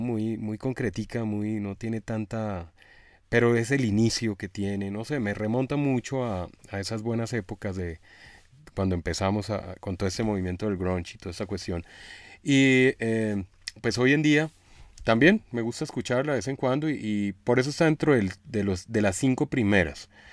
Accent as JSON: {"language": "Spanish", "country": "Colombia", "said": "como buen colombiano"}